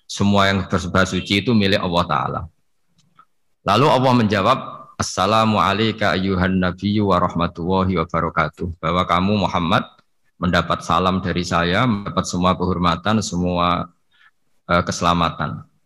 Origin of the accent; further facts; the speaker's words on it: Pantura, Indonesia; Kalau bahasa orang Pantura, saya ini orang Pantura, jadi kalau ngomong lebih lebih keras, lebih vulgar.